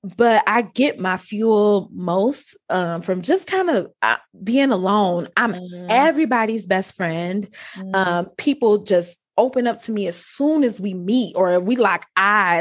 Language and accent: English; Detroit, Michigan, United States; accent: Ebonics; I grew up in Detroit